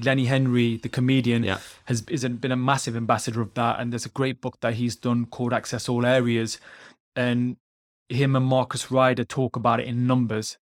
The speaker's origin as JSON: {"language": "English", "country": "United Kingdom", "said": "I'm British Punjabi, British Indian, Sikh"}